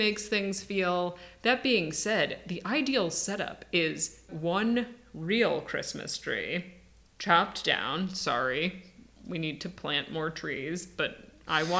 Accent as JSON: {"language": "English", "region": "Midwest", "country": "United States", "said": "I'm from the Midwest. We get the lake effect here."}